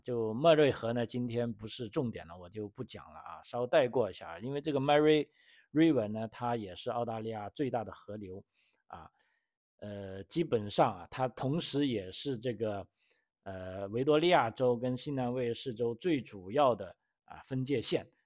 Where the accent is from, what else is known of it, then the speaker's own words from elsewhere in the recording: China; now in Australia; 我们中国人